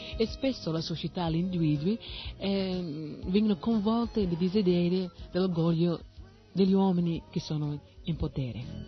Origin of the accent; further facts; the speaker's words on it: United States; Italian is a second language; now in Italy; io sono nata negli Stati Uniti, ma non è come mi sono identificata, eh, così con quel paese